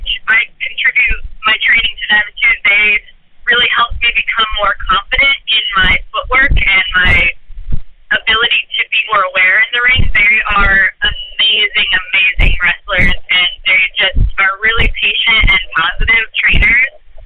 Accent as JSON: {"language": "English", "region": "Iowa", "country": "United States", "lives_now": "Los Angeles, United States", "said": "So I moved out to Los Angeles from Iowa with the intentions of being an actress."}